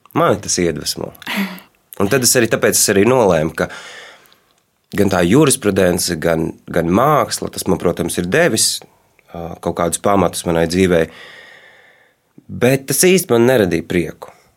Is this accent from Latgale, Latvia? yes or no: no; Riga, Latvia; Es uzaugu Rīgā, bet daļu savas dzīves pavadīju laukos.